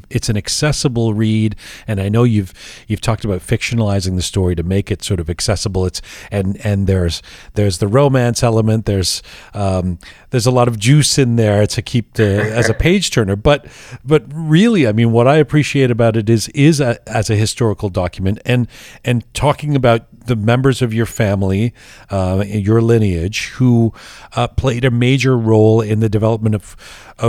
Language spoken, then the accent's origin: English; England, United Kingdom; moved away; also born or lived in Canada; I grew up learning God Save the Queen in England